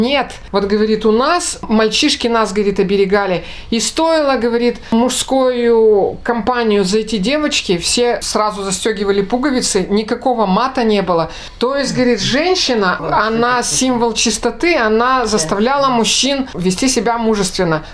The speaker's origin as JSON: {"language": "Russian", "region": "Republic of Karelia", "country": "Russia", "tie": "born or raised there", "said": "Жили мы, родились мы все в Карелии. Дед мой был петербуржец, а, в общем-то, мы все из Карелии"}